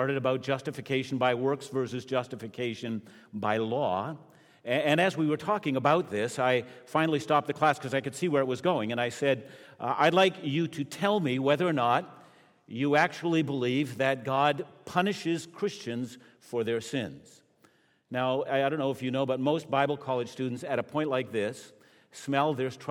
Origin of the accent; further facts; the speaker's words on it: Canada; as a Canadian